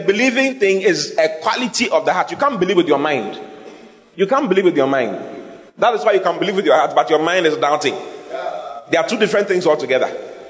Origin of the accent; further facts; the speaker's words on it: Asankragwa, Western Region, Ghana; born there; because I was born in Asankrigua and I didn't go to university.